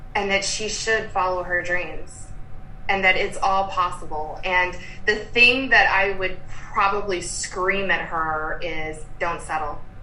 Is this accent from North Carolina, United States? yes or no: yes; Durham, North Carolina, United States; also born or lived in Lexington, Kentucky; now in Austin, United States; I grew up in Durham, North Carolina